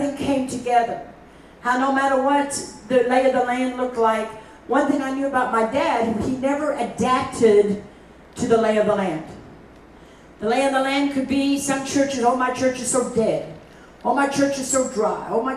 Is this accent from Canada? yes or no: no; South Africa; I grew up in South Africa